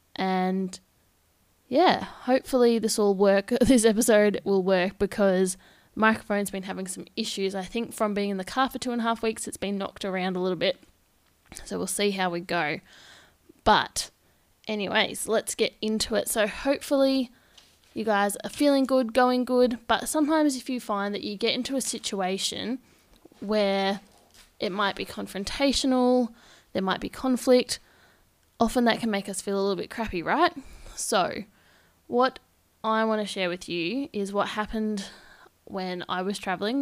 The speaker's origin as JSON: {"language": "English", "region": "Victoria", "country": "Australia", "moved": "as an adult", "lives_now": "Perth, Australia", "said": "I am from Victoria, and I've just made the move across to Perth"}